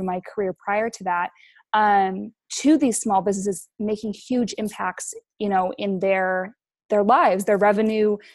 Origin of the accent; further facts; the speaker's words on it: Utah, United States; moved away as an adult; also born or lived in Big Island, Hawaii; now in Hawaii, United States; I live on the Big Island of Hawaii now. I'm originally from Utah